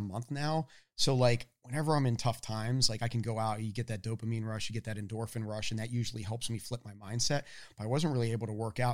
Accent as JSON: {"language": "English", "town": "Annapolis", "region": "Maryland", "country": "United States", "tie": "born or raised there", "also_born_or_lived": "Boston", "moved": "as an adult", "said": "I grew up in Annapolis, Maryland."}